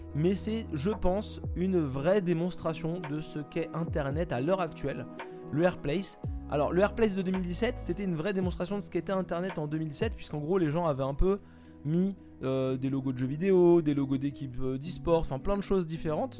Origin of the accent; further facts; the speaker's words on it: France; Moi je suis français